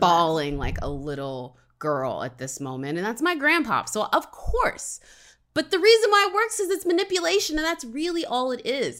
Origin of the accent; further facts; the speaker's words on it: Alabama, United States; I grew up in Alabama